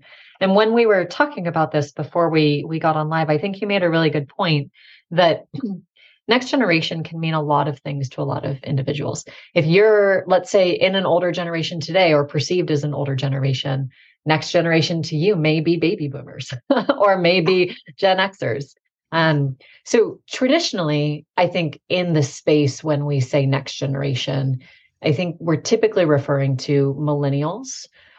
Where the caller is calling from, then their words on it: Boise, Idaho, United States; I'm coming from Boise, Idaho. So if anyone has traveled through Idaho, it's a lovely state.